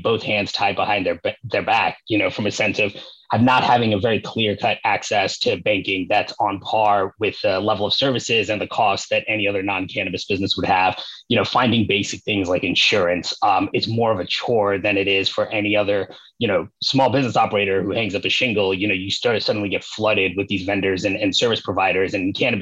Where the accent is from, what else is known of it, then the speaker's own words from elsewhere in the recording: New York, United States; moved away as an adult; now in Los Angeles, United States; I am originally from New York, lifelong New Yorker